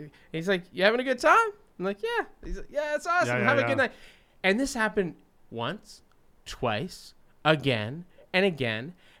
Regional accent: Canada; growing up in Canada

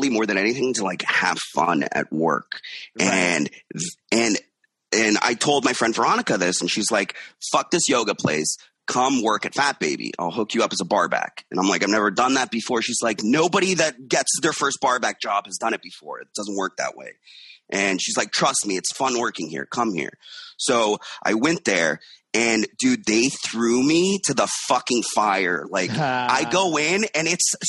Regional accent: Miami, Florida, United States; now in New York, United States; I'm from Miami, and okay. my parents had a Quiznos back in Miami

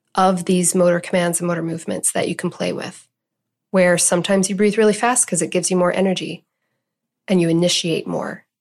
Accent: Canada; I'm Canadian

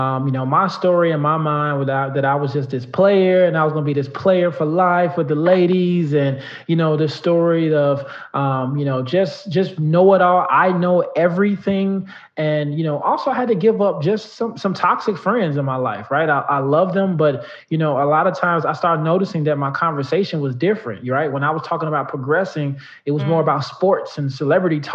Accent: Chicago, Illinois, United States; I grew up in the south suburbs of Chicago

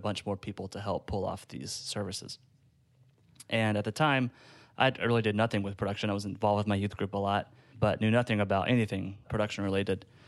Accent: Gainesville, Georgia, United States; I was at a church in my hometown of Gainesville, Georgia

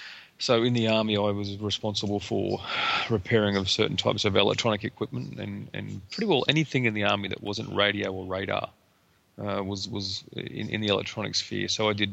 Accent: Emerald, Queensland, Australia; also born or lived in Cloncurry / Rockhampton; No, I'm actually born in Cloncurry in northern Queensland, and I was raised in Emerald in the Bowen Basin and Rockhampton in central Queensland.

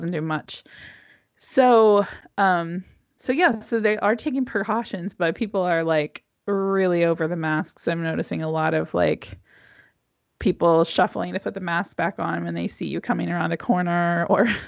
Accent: United States; now in Europe; As an American

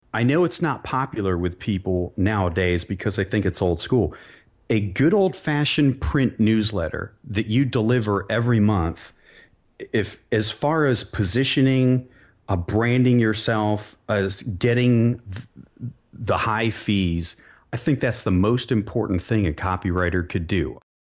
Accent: Barberton, Ohio, United States; I grew up in Barberton, Ohio, a blue collar town

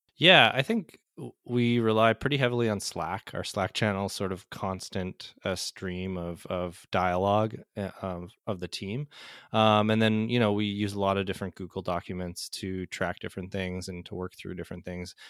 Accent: Manitoba, Canada; moved away; I'm, uh, Canadian originally, uh, born and raised in Manitoba, Canada

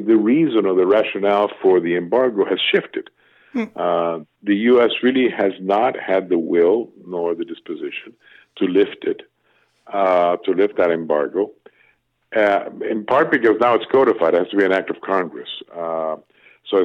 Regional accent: Cuba; moved away; I was growing up in Cuba

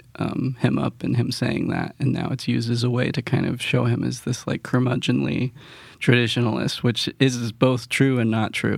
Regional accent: New Mexico, United States; also born or lived in Colorado; now in Nashville, United States; I grew up in New Mexico and then Colorado playing bluegrass

